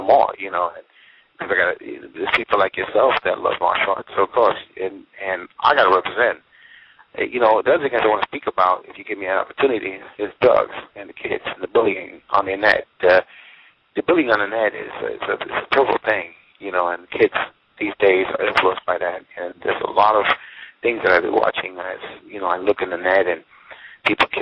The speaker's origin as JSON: {"language": "English", "country": "United States", "said": "I'm American"}